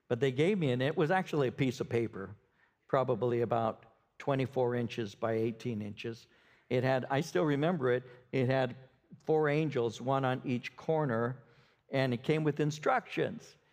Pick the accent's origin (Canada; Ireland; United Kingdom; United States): Canada; Ontario; I'm from Ontario. At that time, I was with Ontario.